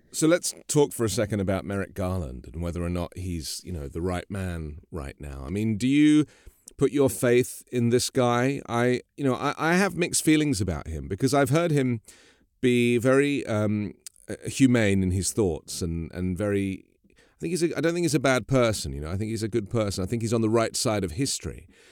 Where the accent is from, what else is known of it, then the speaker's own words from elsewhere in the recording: United Kingdom; now in United States; a British person living in America